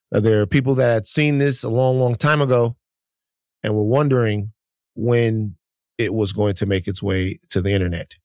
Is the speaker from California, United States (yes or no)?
no; Baton Rouge, Louisiana, United States; moved away; I'm from South Baton Rouge, Louisiana, where L S U is.